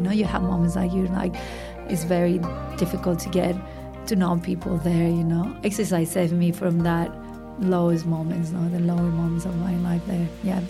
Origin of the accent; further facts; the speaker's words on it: Madrid, Community of Madrid, Spain; So I grew up in Madrid, which is the capital of Spain, a big city, and in the center of Madrid.